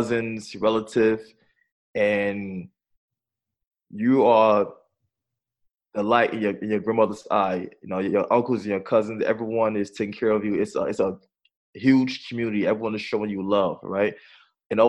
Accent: New York City, New York, United States; also born or lived in Brooklyn; they decided to move to Staten Island, right? And moving to Staten Island, we were given, I should say, I was given a second chance because I was in a better environment and I was exposed to a better school

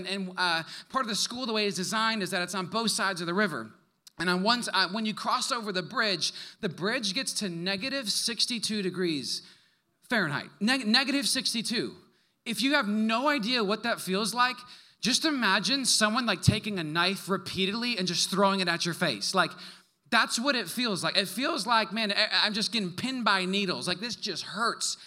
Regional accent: Wisconsin, United States; moved away; also born or lived in Canada; I'm from the North originally. I'm from the great state of Wisconsin

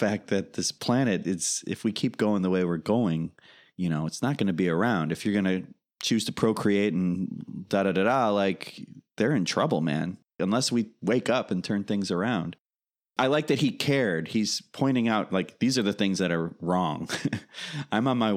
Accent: Chicago, Illinois, United States; now in California, United States; I'm from Chicago

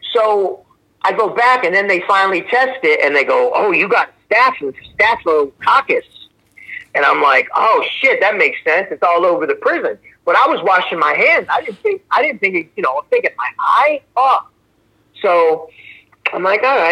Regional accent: Philadelphia, Pennsylvania, United States; Me growing up in South Philly

